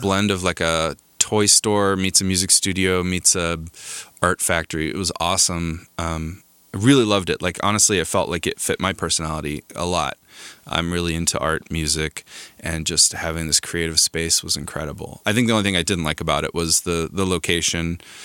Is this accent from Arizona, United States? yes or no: yes; Crown King, Arizona, United States; moved away as an adult; also born or lived in Tucson, Arizona; now in Los Angeles, United States; I grew up in Arizona in a small gold mining town called Crown King.